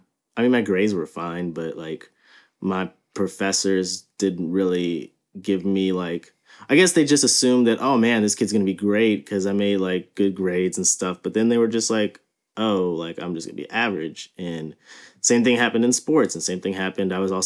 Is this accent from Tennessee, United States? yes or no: no; New Orleans, Louisiana, United States; I was born and raised in New Orleans, Louisiana. And I lived in California for about a year in fourth grade, which is why I don't really have a New Orleans accent.